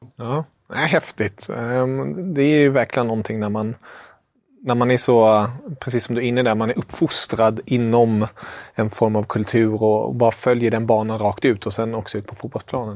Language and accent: Swedish; Germany; jag som tysk